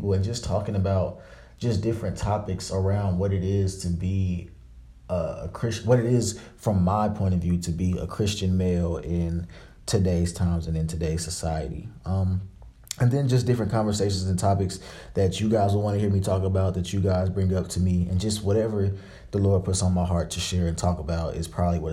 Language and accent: English; Dallas, Texas, United States; moved away as an adult; also born or lived in Tuskegee, Alabama; I'm from Dallas, Texas, and I am a graduating senior